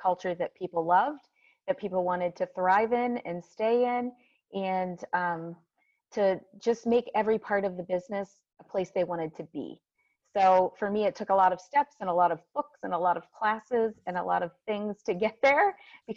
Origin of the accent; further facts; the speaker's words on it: Massillon, Ohio, United States; I'm from Massillon, Ohio, which is just a tiny town about an hour south of Cleveland, Ohio